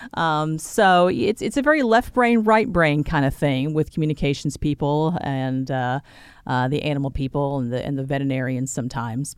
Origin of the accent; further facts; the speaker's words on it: Sherwood, Arkansas, United States; also born or lived in Little Rock, Arkansas; So I was born and raised in central Arkansas. I grew up in Sherwood.